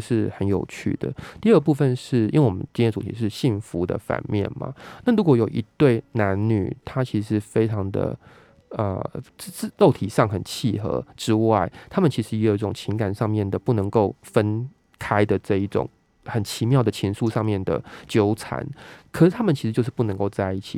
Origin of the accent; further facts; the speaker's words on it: southern Taiwan, Taiwan; now in Taipei, Taiwan; 因为我们都是南部长大的小孩子嘛